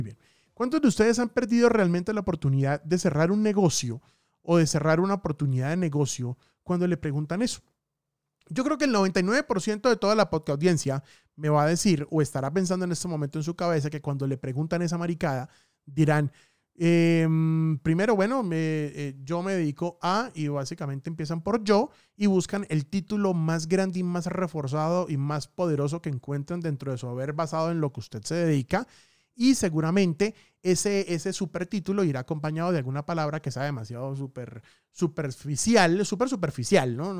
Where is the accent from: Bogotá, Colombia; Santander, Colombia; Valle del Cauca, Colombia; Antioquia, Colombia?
Santander, Colombia; Bucaramanga; moved away; mi tierrita hermosa, Bucaramanga